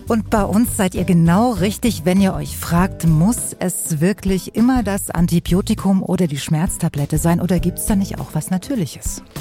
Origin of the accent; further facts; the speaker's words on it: Weimar, Thuringia, Germany; ich komme ja äh, aus Weimar in Thüringen